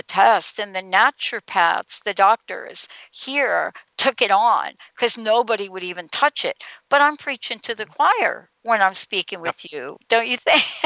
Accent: Northeast, United States; now in Seattle, United States; I'm from the Northeast

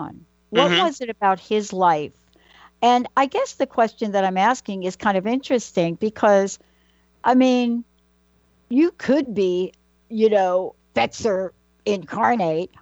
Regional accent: New York City, New York, United States; growing up in New York, right, I grew up in the Bronx

